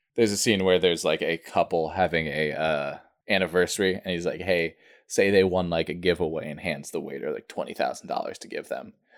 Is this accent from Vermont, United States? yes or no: yes; Vermont, United States; also born or lived in New Hampshire; I grew up in Vermont